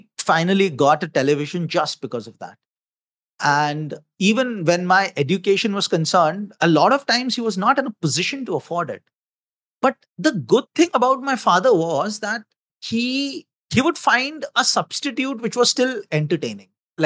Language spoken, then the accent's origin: English; Lucknow, Uttar Pradesh, India; moved away; also born or lived in Mumbai, India; I was born in Lucknow, which is in the northern part of India